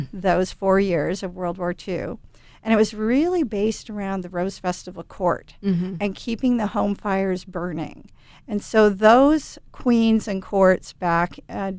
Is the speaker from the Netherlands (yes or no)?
no; Portland, Oregon, United States; I am from Portland